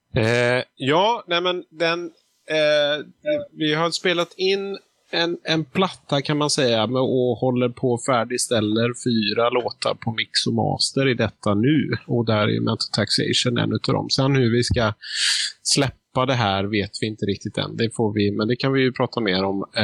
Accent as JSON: {"language": "Swedish", "town": "Gothenburg", "region": "Västra Götaland", "country": "Sweden", "tie": "born or raised there", "said": "jag är nästan uppvuxen i Göteborgs eh, bakgårdar"}